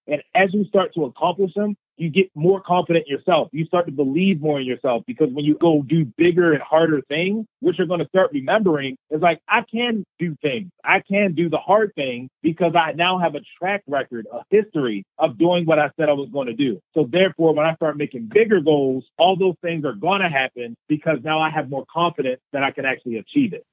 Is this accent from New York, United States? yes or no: no; Baltimore, Maryland, United States; I grew up in Baltimore, Maryland